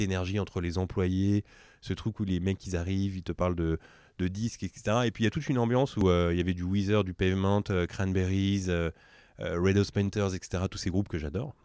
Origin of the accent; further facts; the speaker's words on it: Drancy, Île-de-France, France; avec Mehdi, on vient de Drancy